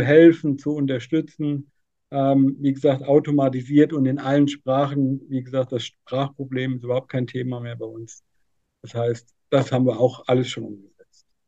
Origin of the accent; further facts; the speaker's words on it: near Giessen, Central Hesse, Germany; ich komme aus Mittelhessen, Nähe Gießen